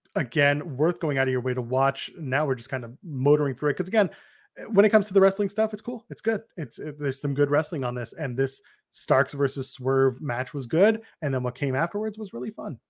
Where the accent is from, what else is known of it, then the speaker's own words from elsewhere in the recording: Canada; I'm Canadian